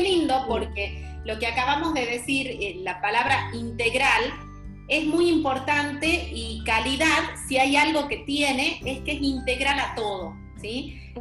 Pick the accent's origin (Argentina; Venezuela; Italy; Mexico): Argentina; northern interior of Argentina, northern Argentina; now in Panama; soy del interior de Argentina, del norte